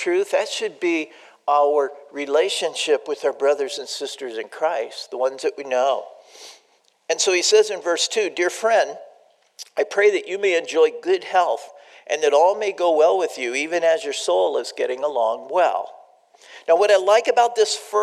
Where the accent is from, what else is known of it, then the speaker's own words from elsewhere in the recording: San Diego, California, United States; I grew up in San Diego